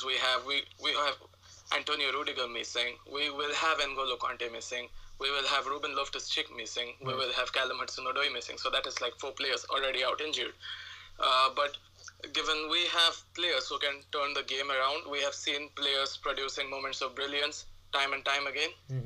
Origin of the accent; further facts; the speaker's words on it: India; I come from India